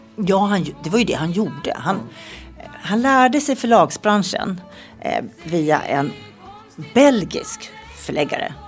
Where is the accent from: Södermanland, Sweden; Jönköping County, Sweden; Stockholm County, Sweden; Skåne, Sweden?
Stockholm County, Sweden; Nacka; also born or lived in Tullinge; Jag var i alla fall nio tror jag när jag flyttade till Nacka